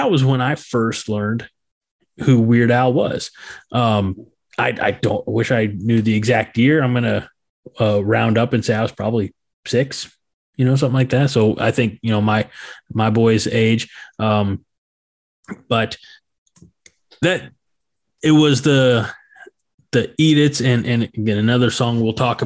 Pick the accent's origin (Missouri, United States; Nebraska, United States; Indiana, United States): Missouri, United States; St. Louis; growing up in the St. Louis area, we had a radio station that I listened